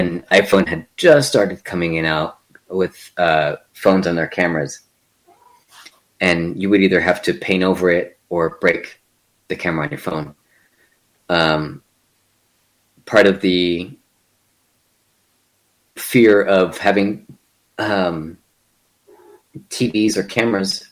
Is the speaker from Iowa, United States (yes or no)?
no; El Paso, Texas, United States; my hometown of El Paso